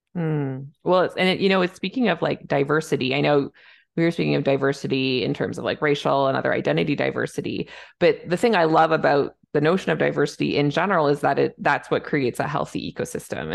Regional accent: Canada; I'm a Canadian family physician

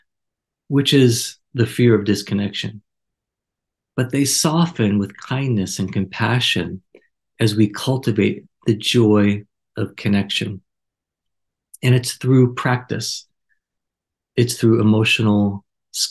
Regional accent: New York, United States; Growing up in New York, we had a culture not too different

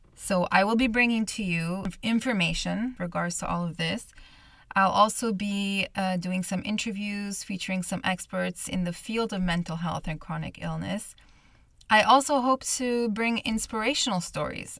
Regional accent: Montreal, Quebec, Canada; I'm born and raised in Montreal, Canada, where this podcast is based

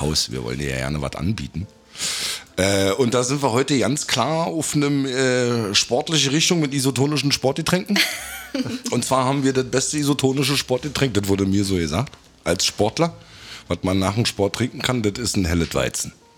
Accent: Rügen, Mecklenburg-Vorpommern, Germany; now in Berlin, Germany; Ich bin ja auch Rüganer

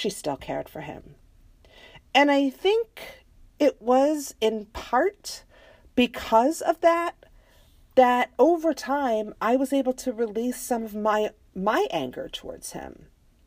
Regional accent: United States; I am American

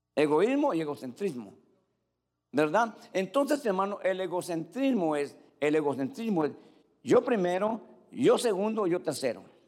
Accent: Cuba; yo en Cuba

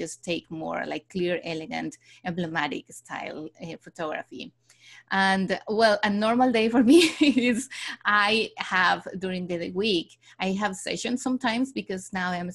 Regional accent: Mexico City, Mexico; moved away as an adult; also born or lived in Barcelona, Spain / London, United Kingdom; I was born and raised in Mexico City

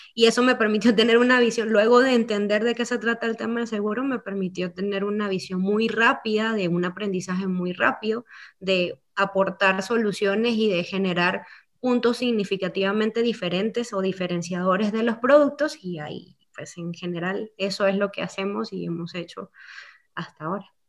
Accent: Venezuela; moved away as an adult; also born or lived in Antigua Guatemala, Guatemala; now in Guatemala; soy venezolana, con mucho amor hacia mi país. Llegué a Guatemala en el dos mil trece

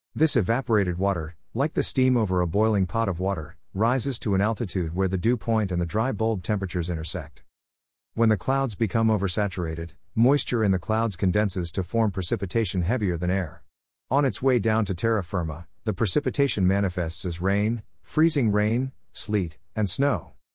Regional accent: Rockwall, Texas, United States; Rockwall, my hometown

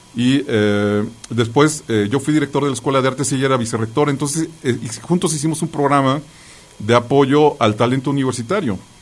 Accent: Mexico City, Mexico; yo nací en la Ciudad de México, y entonces iba a un kinder, a un preescolar ahí este, en el Jardín Balbuena

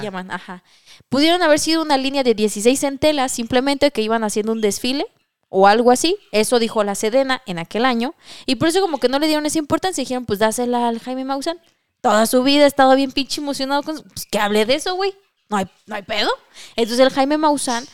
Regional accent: Mexico

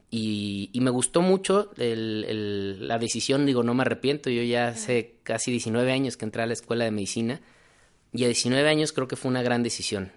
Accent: Guadalajara, Jalisco, Mexico; also born or lived in Mexico City; soy mexicano, orgullosamente tapatío

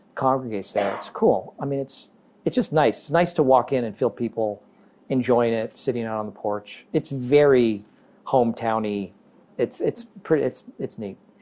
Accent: Massachusetts, United States; moved away; also born or lived in Chicago / New York; where I grew up in Massachusetts

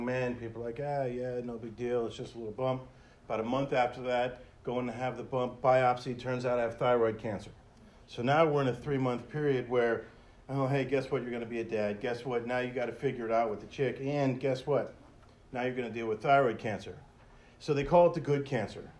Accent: Hollywood, Florida, United States; I grew up in Hollywood

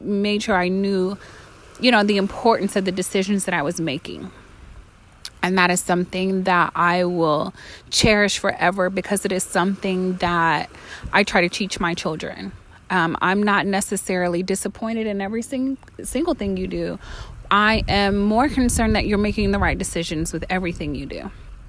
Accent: Virginia, United States; also born or lived in Florida; I'm from Virginia and from Florida, so it's wherever I'm at.

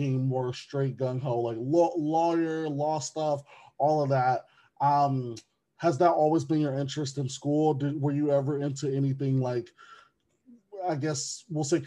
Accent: Wisconsin, United States; Wisconsin is one of those, which is my home state

